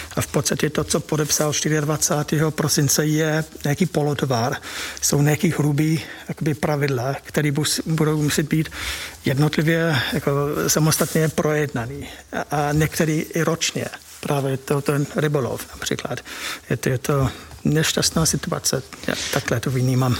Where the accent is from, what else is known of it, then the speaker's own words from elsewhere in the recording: United Kingdom; Czech is a second language; moved away as an adult; now in Czech Republic; já jsem spíš jako Ev, Evropan, než, než čistý, jako čistý Brit. A bydlím tady přes dvacet let